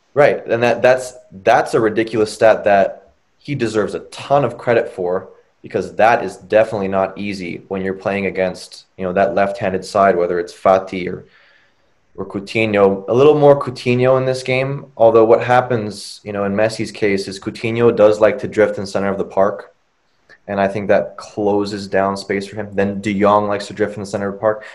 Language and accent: English; United States; as an American